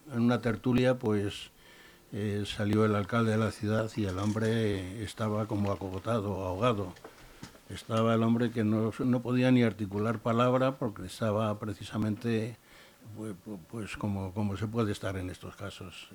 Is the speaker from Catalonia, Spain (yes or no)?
no; Madrid, Community of Madrid, Spain; now in Leganés, Spain; soy un madrileño